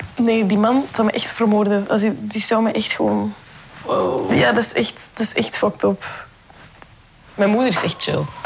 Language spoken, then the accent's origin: Dutch; Belgium; Mijn ouders zijn eigenlijk allebei van Marokko, maar ik ben wel hier geboren